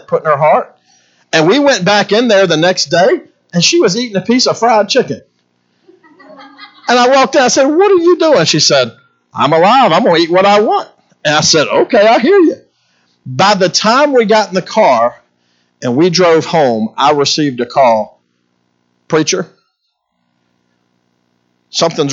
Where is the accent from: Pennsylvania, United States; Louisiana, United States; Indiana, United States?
Louisiana, United States; Baton Rouge; moved away; Being from Baton Rouge, Louisiana, I'm a Cajun boy